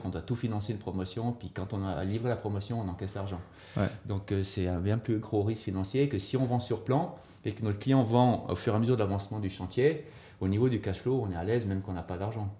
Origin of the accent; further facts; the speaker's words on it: Sierre, Valais, Switzerland; also born or lived in Lausanne; now in Nendaz, Switzerland; originaire quand même du Valais, de Sierre, euh, installé à Nanda par euh, mon épouse Denise, qui est Nandette